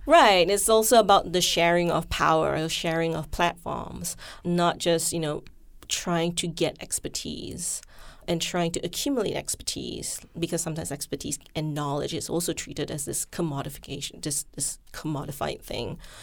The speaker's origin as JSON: {"language": "English", "country": "Malaysia", "tie": "born or raised there", "moved": "yes", "lives_now": "United States", "said": "I'm from Malaysia. I grew up with an entire year of, like, Malaysian history in the school curriculum."}